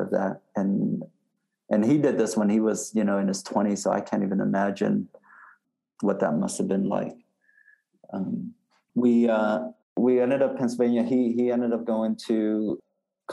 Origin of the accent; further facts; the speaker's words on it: Vietnam; moved away; I was born in Vietnam